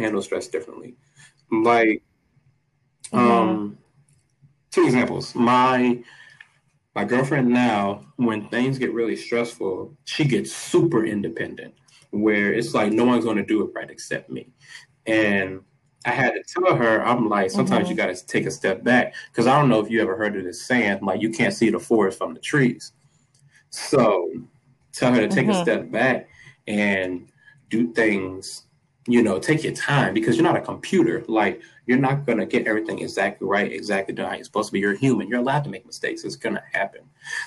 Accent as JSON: {"language": "English", "region": "the South", "country": "United States", "said": "I'm from the South."}